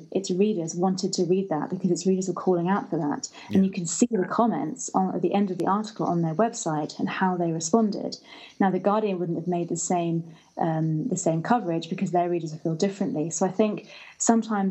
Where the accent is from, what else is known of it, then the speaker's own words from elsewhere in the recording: United Kingdom; moved away as an adult; now in Angola; I'm British, so I see things through British eyes. And I've lived in Africa for nearly 5 years.